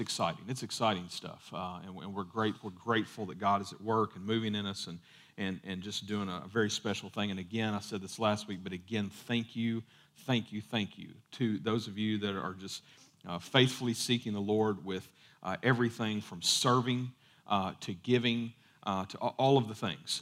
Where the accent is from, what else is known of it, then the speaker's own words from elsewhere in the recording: United States; we grew up, you know, part of growing up in America